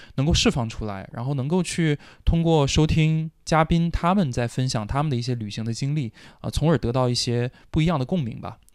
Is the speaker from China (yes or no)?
yes; China; 我们中国人